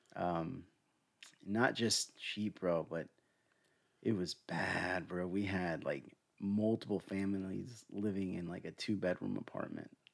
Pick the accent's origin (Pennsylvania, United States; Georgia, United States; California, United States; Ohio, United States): Georgia, United States; Smyrna; born or raised there; also born or lived in Atlanta, Georgia